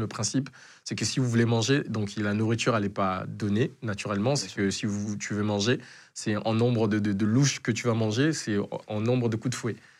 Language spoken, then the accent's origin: French; DR Congo; also born or lived in Angola; now in Marseille, France; j'ai dû quitter le Congo